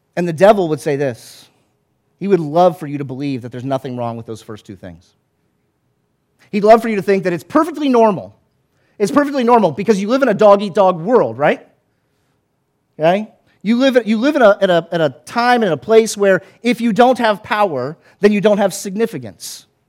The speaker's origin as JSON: {"language": "English", "region": "the South", "country": "United States", "tie": "born or raised there", "said": "I grew up in the South."}